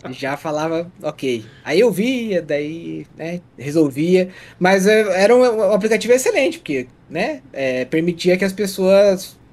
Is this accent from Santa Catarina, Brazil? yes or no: yes; Água Doce, Santa Catarina, Brazil; moved away; Eu nasci em Água Doce, que fica do lado de Joaçaba